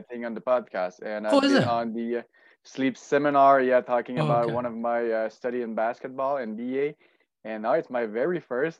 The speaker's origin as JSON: {"language": "English", "region": "Quebec", "country": "Canada", "also_born_or_lived": "Sherbrooke / Montreal", "moved": "as an adult", "lives_now": "Calgary, Canada", "said": "I'm from Quebec, as you can hear. So a little village north of Montreal. So I'm basically one hour and a half north of Montreal. Did my study in Sherbrooke, Montreal, in Quebec City."}